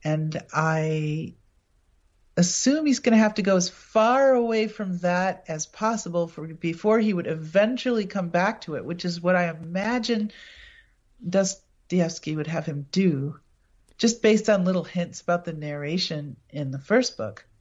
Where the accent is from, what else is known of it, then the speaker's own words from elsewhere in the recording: Appleton, Wisconsin, United States; my hometown, Appleton